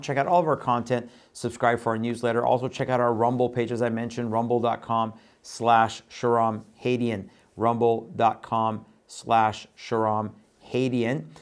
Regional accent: Iran; moved away; I was born in Iran, left there in nineteen seventy-eight

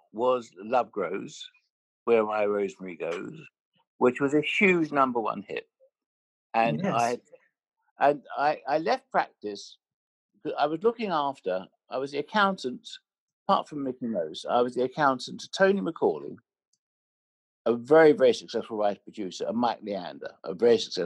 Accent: London, United Kingdom; I'm from Finsbury Park. So, you know, I didn't go to, I wasn't educated in the Gilded Cage. I was educated in Holloway. And my parents, they had a sweet shop

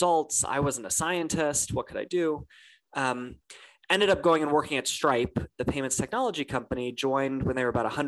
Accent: California, United States; I grew up in California, and I remember being a 13-year-old

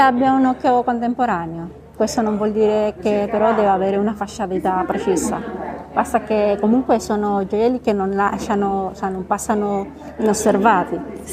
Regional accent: Venezuela; accent: Spanish; Italian is a second language; moved away as an adult; also born or lived in Bogotá, Colombia / Italy / France / Geneva, Switzerland; now in Divonne-les-Bains, France; Ho vissuto in Venezuela ovviamente perché è la mia terra natale

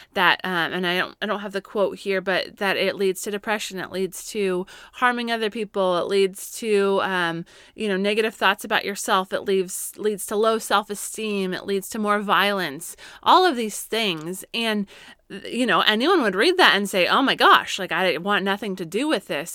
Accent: Colorado, United States; now in California, United States; Growing up in Colorado, we would always get afternoon thunderstorms, and I miss

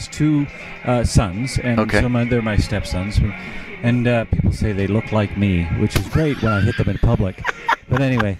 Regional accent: Edmonton, Alberta, Canada; moved away as an adult; also born or lived in Montreal / Toronto; now in Calgary, Canada; I grew up in Edmonton, which is a city about 3 hours north of here.

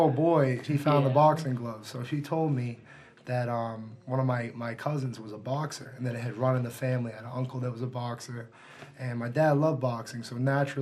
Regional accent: Marblehead, Massachusetts, United States; also born or lived in Gloucester, Massachusetts; growing up in Marblehead, Massachusetts, and growing up in the North Shore, and then eventually moving to Gloucester

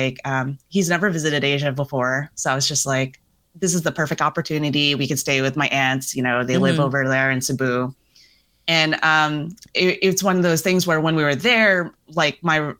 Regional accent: New Jersey, United States; I'm from New Jersey. Where are you really from? And then I'm like, oh, my parents immigrated here from the Philippines.

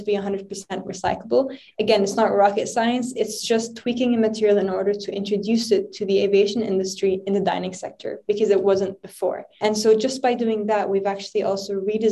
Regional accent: Lebanon; moved away; growing up in Lebanon throughout my whole childhood, driving up and down to school

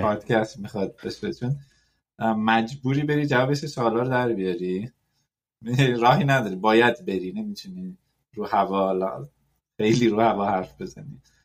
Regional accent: Iran; ما تو ایران حالا توش بزرگ شدیم

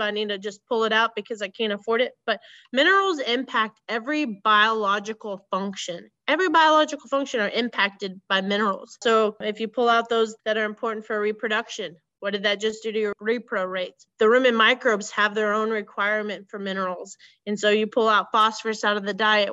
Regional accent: Central Missouri, United States; I grew up in Central Missouri about 20 miles south of Jefferson City, Missouri, on a small cow calf operation

